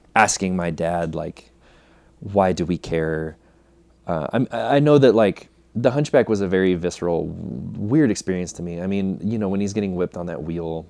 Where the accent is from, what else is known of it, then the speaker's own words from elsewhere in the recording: Fresno, California, United States; I grew up in Fresno, California